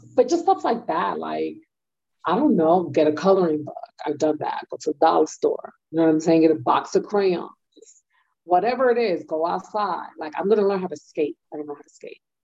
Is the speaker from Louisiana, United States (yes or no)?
no; New York City, New York, United States; moved away